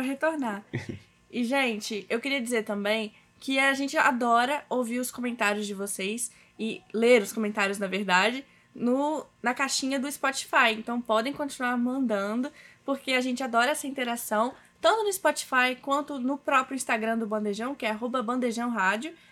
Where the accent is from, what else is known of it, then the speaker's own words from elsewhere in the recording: Cachoeiro de Itapemirim, Espírito Santo, Brazil; eu sou de Cachoeiro de Itapemirim, aqui no Espírito Santo